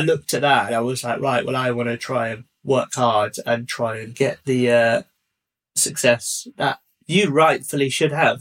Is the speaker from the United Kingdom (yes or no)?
yes; Hertfordshire, East of England, United Kingdom; I grew up in uh, like the southeast and I grew up in Hertfordshire